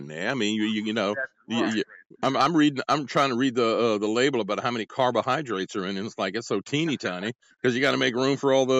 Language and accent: English; Gonzales, Louisiana, United States; also born or lived in New York / New Orleans; That's where I grew up. I grew up in Gonzales.